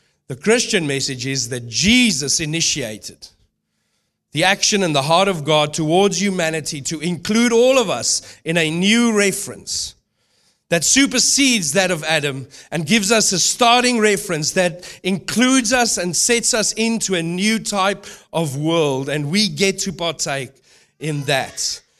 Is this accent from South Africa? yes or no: yes; South Africa; moved away; also born or lived in New Zealand / United Kingdom / Melbourne, Australia / Brisbane, Australia; I've lived in New Zealand, lived in the UK, I've lived in Melbourne, I've lived in Brisbane. I come from South Africa.